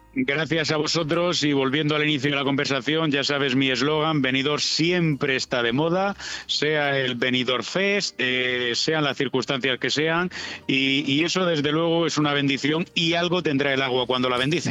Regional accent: Spain; como buen español

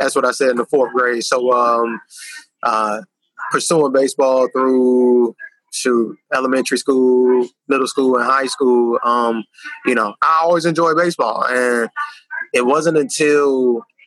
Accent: Greenville, North Carolina, United States; In North Carolina, Greenville, North Carolina

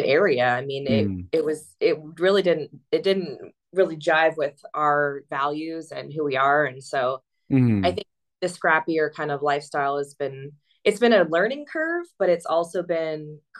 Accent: California, United States; moved away as an adult; I'm from California. I've lived there my whole life

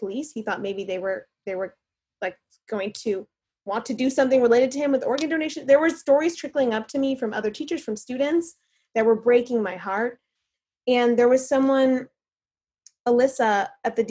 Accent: Little Rock, Arkansas, United States; also born or lived in Texas; First, we were in Texas and then Arkansas. So I grew up mostly in Little Rock

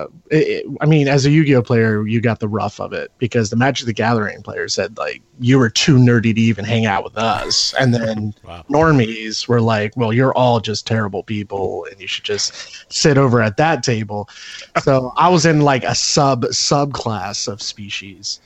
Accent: Pennsylvania, United States; pretty much Pennsylvania humor

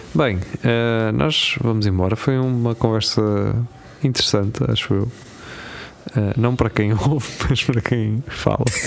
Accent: Lisbon, Portugal; eu, como Lisboeta

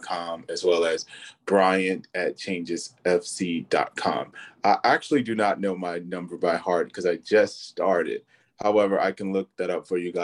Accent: Chicago, Illinois, United States; I'm also born and raised in the Chicagoland area.

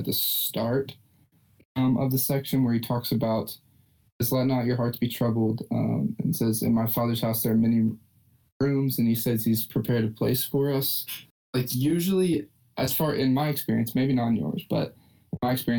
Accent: Lexington, Kentucky, United States; I'm from Lexington in Kentucky

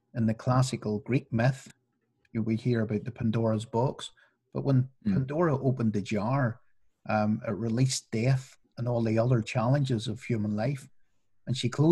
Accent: Northern Ireland, United Kingdom; when I was growing up in Northern Ireland

